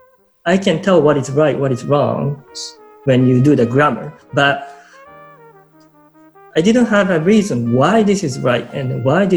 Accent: Japan; English is a second language; moved away as an adult; also born or lived in Vancouver, Canada / Ottawa, Canada / Niagara Falls, Canada; now in Canada; I was born in Japan, and I came to Canada when I was 25 or 6.

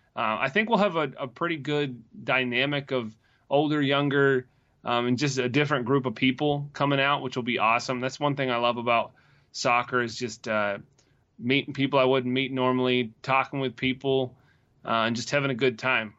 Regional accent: Greenville, United States; moved away; my hometown team

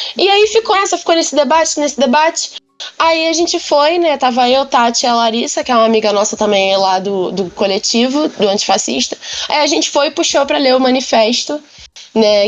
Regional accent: Rio de Janeiro, Brazil; sou daqui do Rio

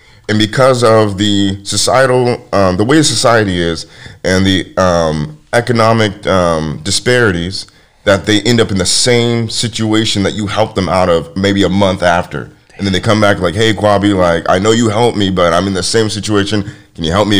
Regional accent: University Place, Washington, United States; I grew up in University Place, Washington

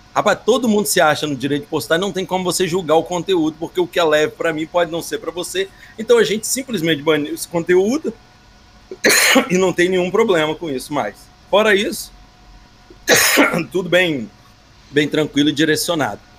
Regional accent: Espírito Santo, Brazil; eu sou de Espírito Santo, não sou de Minas

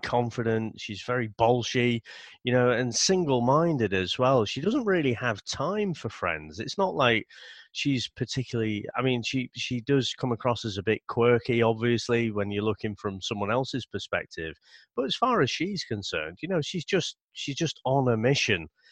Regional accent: United Kingdom; being British

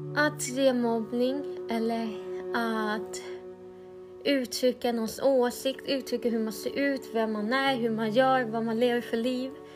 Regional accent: Sweden; Men jag är helt svensk, jag lovar

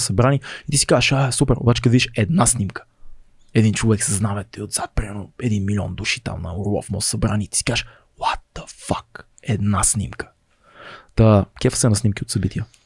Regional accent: Sofia, Sofia City, Bulgaria; Аз съм от Надежда

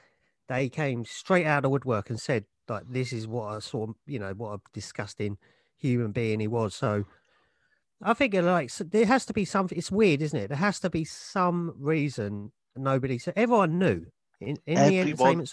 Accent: United Kingdom; We are British

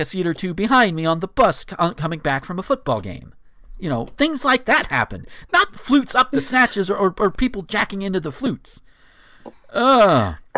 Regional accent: Northwest Florida, United States; I grew up in Northwest Florida, right on the border of Alabama and Georgia

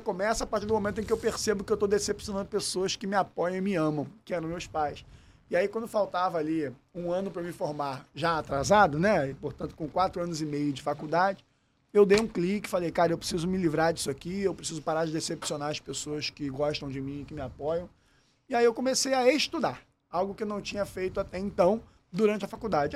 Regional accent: Rio de Janeiro, Brazil; accent: carioca; also born or lived in São Lourenço, Minas Gerais; tem um baita sotaque carioquês aqui, mas sou natural de São Lourenço, Minas Gerais, sul de Minas. E, na verdade, nasci lá com meus pais já morando aqui no Rio de Janeiro

